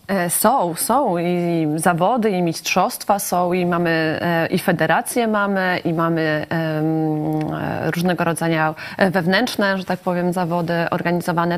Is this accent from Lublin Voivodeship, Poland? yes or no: yes; Lublin Voivodeship, Poland; u nas na Lubelszczyźnie